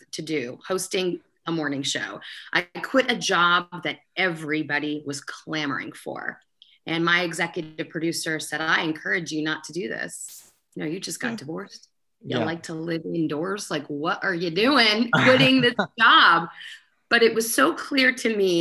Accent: United States; also born or lived in Connecticut; I grew up in New York and Connecticut

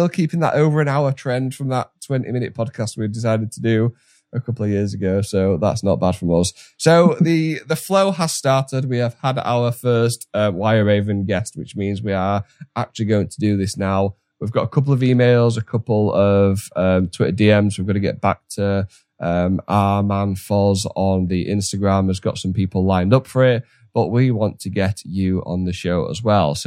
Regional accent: Yorkshire and the Humber, United Kingdom; I'm from Yorkshire

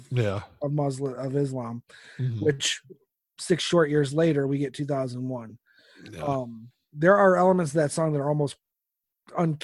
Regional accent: United States; as an American

